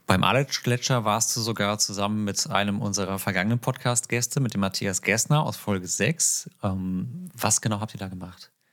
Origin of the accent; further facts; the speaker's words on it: Northern Germany, Germany; Für mich als Norddeutscher